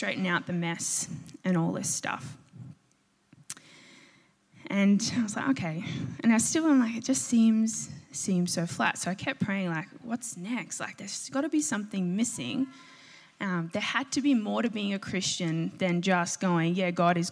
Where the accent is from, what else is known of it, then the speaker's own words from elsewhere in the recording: a V/Line town reached via Footscray, Victoria, Australia; my station, my hometown